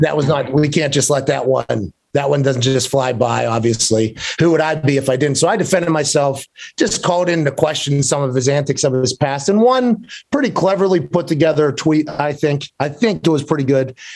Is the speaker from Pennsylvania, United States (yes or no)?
yes; Pittsburgh, Pennsylvania, United States; I grew up in Pittsburgh